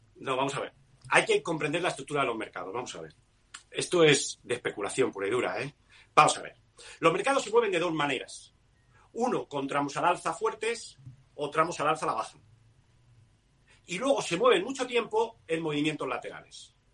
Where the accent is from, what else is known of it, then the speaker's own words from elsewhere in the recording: Spain; yo soy español